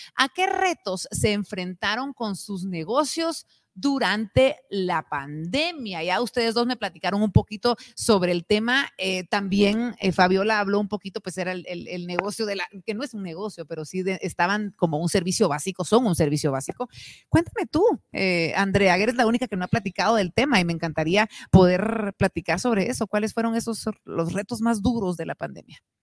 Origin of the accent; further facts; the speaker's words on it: Guatemala; nuestro país